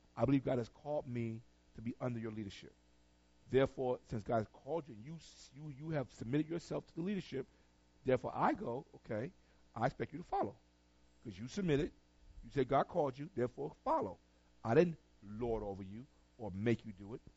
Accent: Tarboro, North Carolina, United States; moved away; I'm from Tarboro. I'm from North Carolina

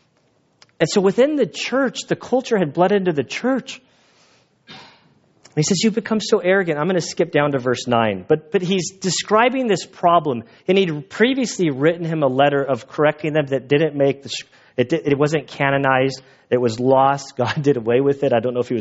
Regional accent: United States; being an American

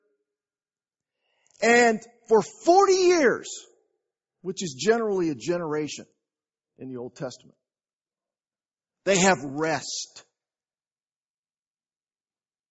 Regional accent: San Antonio, Texas, United States; I'm from San Antonio.

